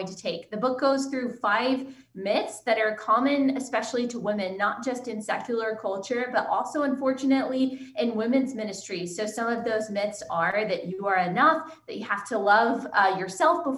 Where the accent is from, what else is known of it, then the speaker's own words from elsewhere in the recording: Texas, United States; also born or lived in Southeast United States; I was born and raised in Texas